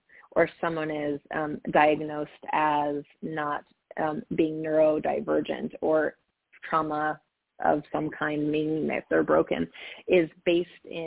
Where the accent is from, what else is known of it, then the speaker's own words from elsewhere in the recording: Montana, United States; now in California, United States; I grew up in Montana in an incredibly poor community. I grew up in a trailer park in Montana